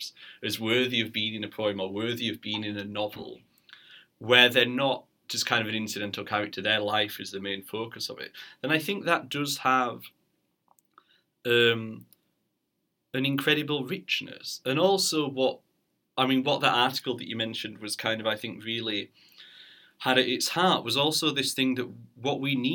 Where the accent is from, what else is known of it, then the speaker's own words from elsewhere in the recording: Barnsley, Yorkshire and the Humber, United Kingdom; moved away; I'm from Barnsley originally